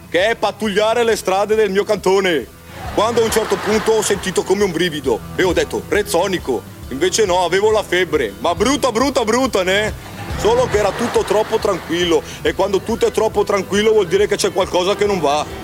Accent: Lombardy, Italy; accent: Brescian; tutte le volte che i miei clienti mi prendono in giro perché ho l'accento bresciano dovrei denunciarli per razzismo

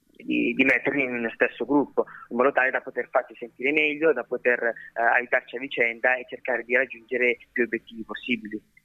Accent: Seriate, Lombardy, Italy; now in Milan, Italy; Sono nato in Italia, sono nato a Bergamo, Seriate, ok, provincia di Bergamo, e uh, all'età di 21 anni Okay, mi, sono mi sono trasferito, a Milano

